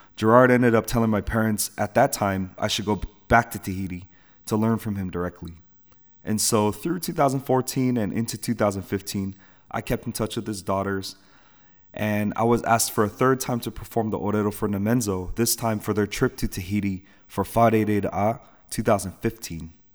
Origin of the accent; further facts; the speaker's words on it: San Francisco Bay Area, Northern California, United States; I was born and raised in the United States of America, Northern California to be exact, in the San Francisco Bay Area